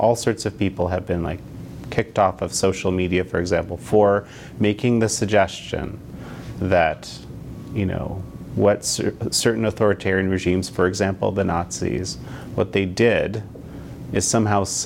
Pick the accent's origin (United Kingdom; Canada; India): Canada; my home country of Canada